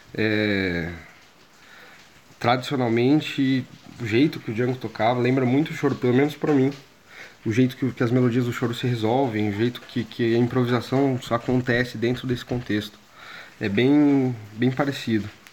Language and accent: Portuguese; Brazil; also born or lived in Londrina; a gente como brasileiro